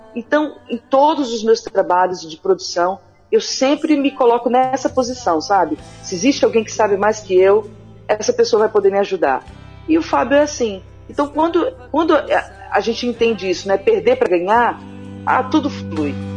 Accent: Espírito Santo, Brazil; eu sou capixaba, né, coladinha ali com a Bahia

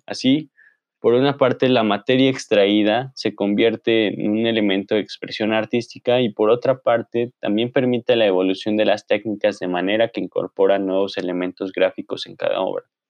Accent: Mexico; artistas anónimos mexicanos

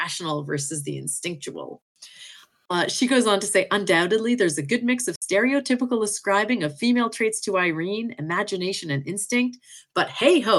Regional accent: Canada; I'm from Canada

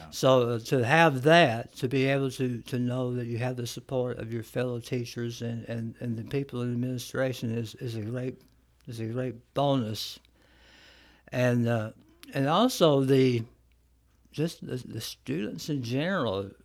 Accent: Florence, Alabama, United States; also born or lived in Columbia, Tennessee; I'm from uh, the Florence area, mm-hmm. so I have uh, a connection to North Alabama since I've lived here. Um, roughly about 40 years

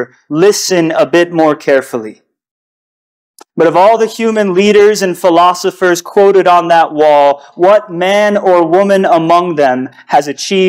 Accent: United States; As an American

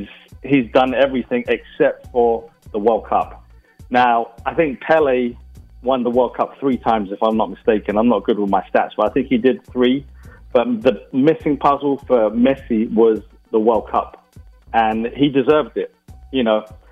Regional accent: England, United Kingdom; I'm English.

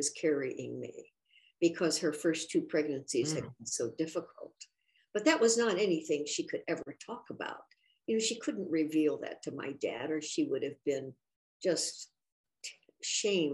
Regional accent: Lafayette, Indiana, United States; I grew up in Indiana, Lafayette, and I was born in 1939

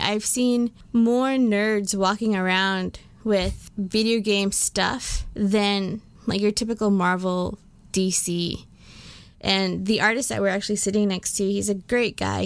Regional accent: United States; I'm also American, guys. I'm both.

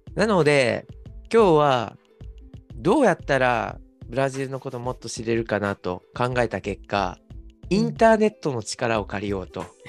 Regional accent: Okayama, Japan; moved away; also born or lived in Kagawa; 僕の出身の岡山

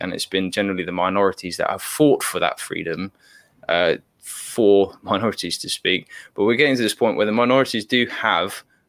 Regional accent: Papua New Guinea; And I keep an eye on West Papua, because I grew up in Papua New Guinea

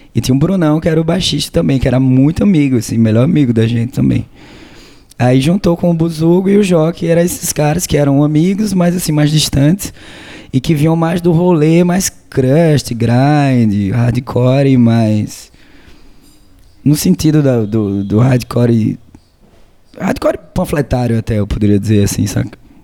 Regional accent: Maceió, Alagoas, Brazil; a gente é de Maceió, Lagoas

